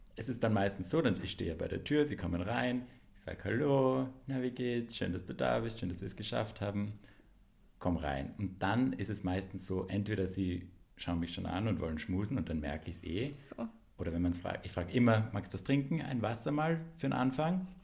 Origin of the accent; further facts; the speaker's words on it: Graz, Styria, Austria; moved away as an adult; now in Vienna, Austria; dass ich halt aus, aus Graz bin, aber jetzt schon seit zehn Jahren in Wien wohne.